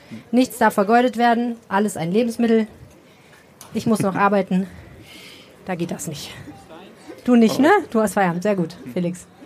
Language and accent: German; Northern Germany, Germany; Auf jeden Fall, ich komme ja aus Norddeutschland, Flens.